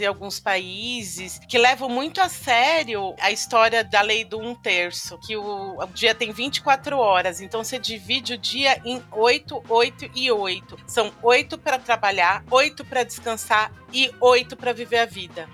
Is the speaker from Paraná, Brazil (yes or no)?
no; Paulista, São Paulo, Brazil; a gente é paulista